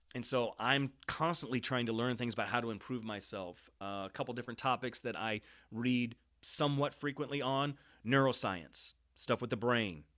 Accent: Kansas City, Missouri, United States; also born or lived in Saint Louis, Missouri / Lake of the Ozarks, Missouri; We moved to the Kansas City area, and I spent most of my years in various parts of Kansas City. And so my middle school, high school years were all here in Kansas City

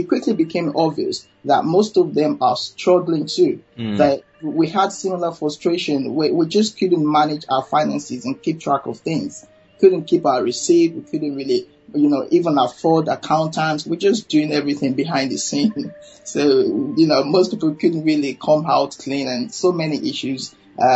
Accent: Nigeria; now in London, United Kingdom; I'm a Nigerian

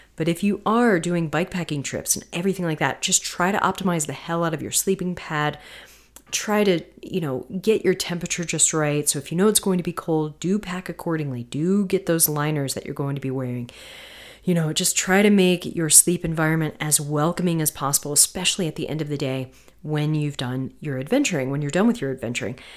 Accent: Florida, United States; also born or lived in North Carolina; growing up in Florida and North Carolina

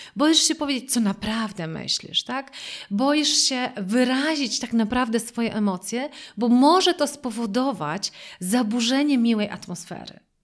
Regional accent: Wrocław, Lower Silesian Voivodeship, Poland; ja pochodzę z Wrocławia

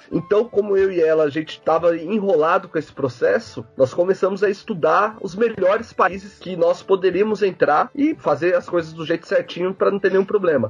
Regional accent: Brazil; moved away as an adult; now in Ireland; eu e a Brisa somos brasileiros

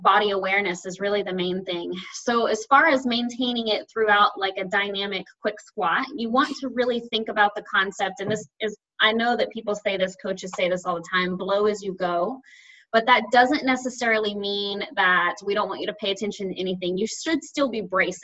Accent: the South, United States; I say diastasis because I'm from the South

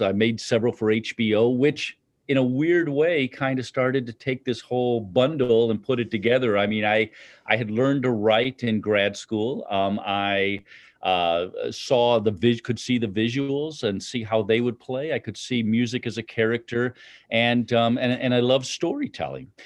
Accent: Chicago, Illinois, United States; moved away; I'm from Chicago

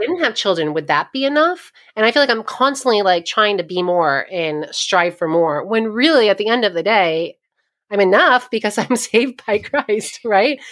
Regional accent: New York, United States; moved away as an adult; also born or lived in eastern Pennsylvania / India; now in Ohio, United States; I grew up in New York, and I spent a little bit of time living in eastern Pennsylvania

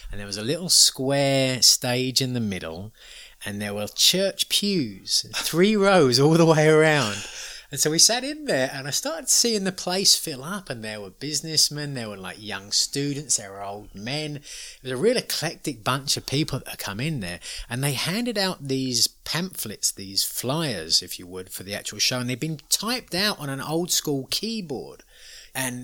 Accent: United States; we're tourists, we're from America

